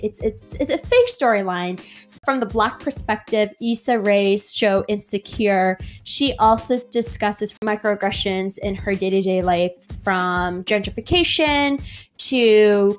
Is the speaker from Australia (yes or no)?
no; Canada; I have African descent, Irish descent, and Scottish descent, but I was born in Canada, right? And my experience as a person, as an individual, as a POC is Canadian. My experience of home is Canada.